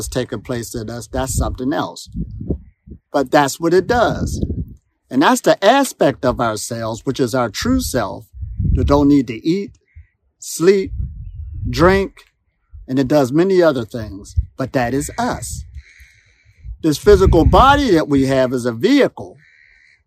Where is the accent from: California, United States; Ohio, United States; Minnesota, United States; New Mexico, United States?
Ohio, United States; moved away; also born or lived in Pittsburgh, Pennsylvania; I'm from Ohio, USA.